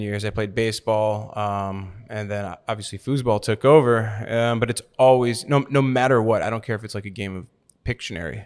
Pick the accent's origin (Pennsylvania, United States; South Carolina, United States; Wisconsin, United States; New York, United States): Wisconsin, United States; Milwaukee; moved away as an adult; also born or lived in Romania; now in Florida, United States; I'm from Milwaukee, Wisconsin, and I've been living in Florida for about the past ten years.